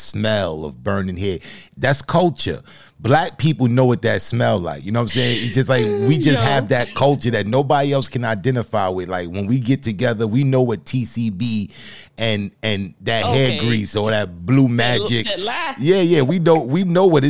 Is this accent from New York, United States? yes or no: yes; New York, United States; me being from New York